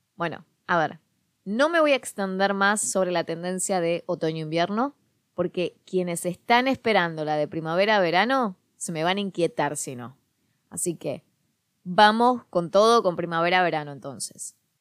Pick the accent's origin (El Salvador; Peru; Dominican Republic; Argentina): Argentina; Quilmes, Buenos Aires Province; la zona de Quilmes, en Buenos Aires, que es de donde yo soy